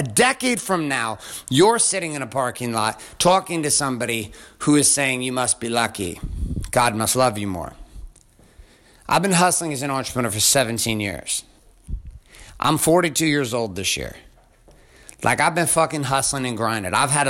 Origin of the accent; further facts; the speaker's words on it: Stockton, California, United States; also born or lived in different areas around the country; I grew up in Stockton, California, and in different areas around the country. Like, I did not come from money.